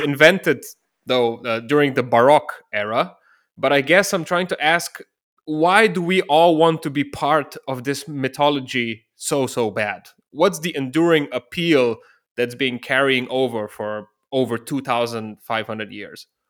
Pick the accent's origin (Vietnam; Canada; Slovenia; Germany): Slovenia; Ljubljana; I'm originally from Ljubljana, the capital of Slovenia, a small country in southeastern Europe.